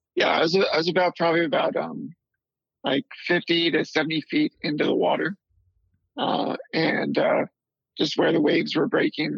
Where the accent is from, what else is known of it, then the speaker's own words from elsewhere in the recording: D.C., suburbs of Maryland, United States; also born or lived in North Carolina; we finally settled down in uh, the suburbs of Maryland, right outside Washington, D.C.